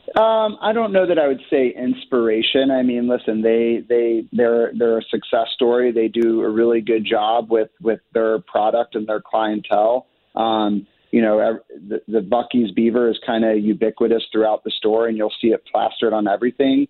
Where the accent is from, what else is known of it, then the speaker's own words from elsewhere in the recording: Sullivan, Missouri, United States; also born or lived in Chicago; I'm originally from Sullivan, Missouri. Grew up there